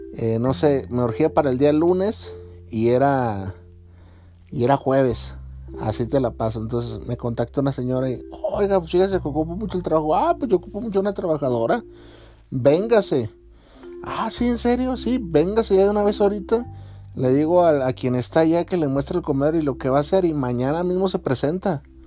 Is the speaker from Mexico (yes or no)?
yes; Mexico; yo como mexicano